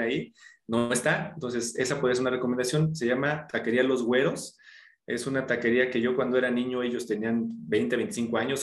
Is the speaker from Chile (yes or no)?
no; Mexico City, Mexico; yo nací aquí en la Ciudad de México